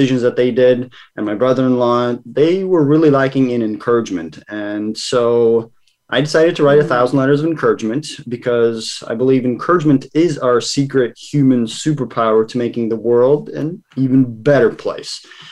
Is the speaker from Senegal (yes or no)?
no; Massachusetts, United States; also born or lived in Kazakhstan / Savannah, Georgia; I grew up here in Massachusetts in the States for the most part